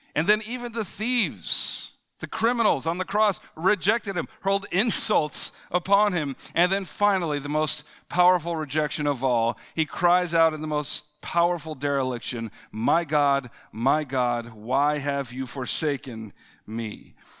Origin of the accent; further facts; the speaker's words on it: United States; as both an American as, and as a Christian